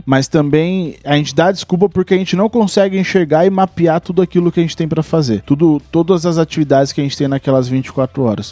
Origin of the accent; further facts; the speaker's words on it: São Paulo, Brazil; nós somos de São Paulo